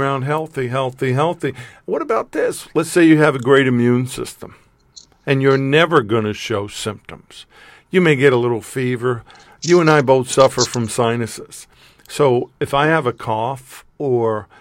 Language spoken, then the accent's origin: English; New York, United States; moved away; I'm still a New Yorker at heart